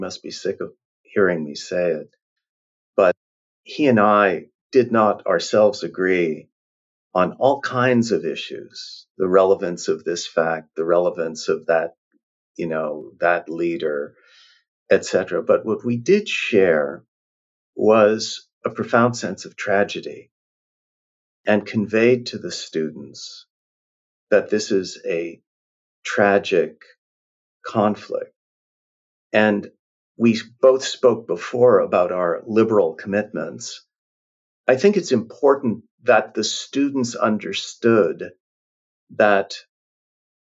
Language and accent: English; Canada; moved away; I'm from Canada